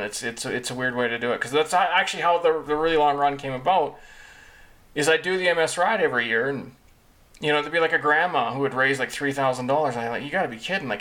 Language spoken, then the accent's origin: English; Kamloops, British Columbia, Canada; I grew up in Kamloops